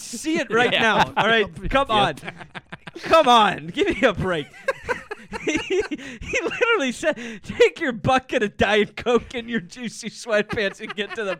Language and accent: English; Columbus, Ohio, United States; I'm a kid from Columbus, Ohio. I shouldn't sound like this, but it's my grandma and grandpa and who grew up on the farm in Columbus.